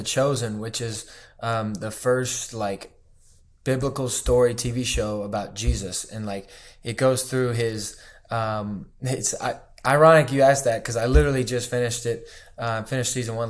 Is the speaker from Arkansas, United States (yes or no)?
yes; Arkansas, United States; born there; also born or lived in Atlanta / Birmingham / Miami / Charleston; So I was born in Arkansas, moved to Atlanta, moved to Birmingham, moved to Miami, Florida. Then we moved back to Birmingham for a year. And then we went to Charleston, South Carolina.